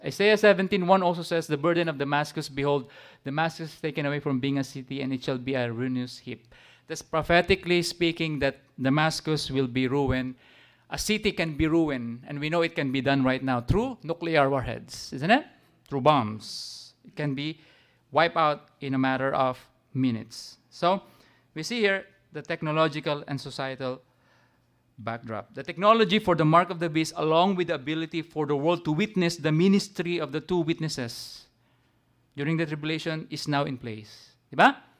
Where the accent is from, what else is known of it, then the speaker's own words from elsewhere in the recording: Philippines; Even as Gentiles, as Filipino